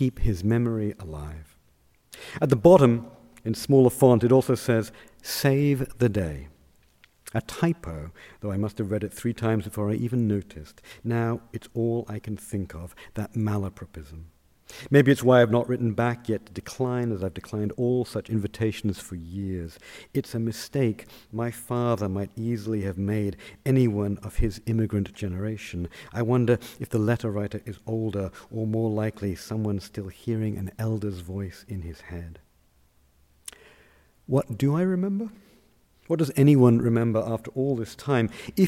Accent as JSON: {"language": "English", "country": "United Kingdom", "said": "I explained I was from Britain."}